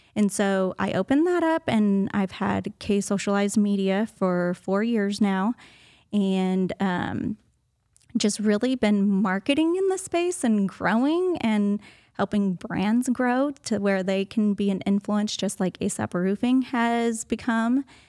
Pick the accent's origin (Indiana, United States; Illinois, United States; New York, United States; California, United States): California, United States; Los Angeles; moved away as an adult; also born or lived in San Diego; now in Tyler, United States; I was born and raised in Los Angeles